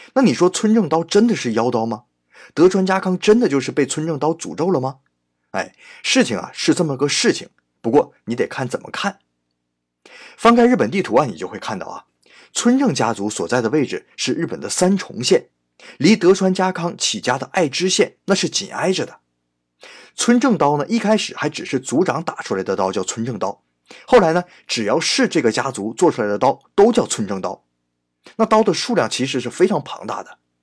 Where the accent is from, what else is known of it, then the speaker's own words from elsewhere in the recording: China; 我们中国人